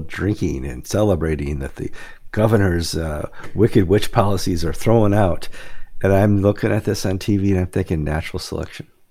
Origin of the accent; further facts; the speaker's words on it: Wisconsin, United States; My home state of Wisconsin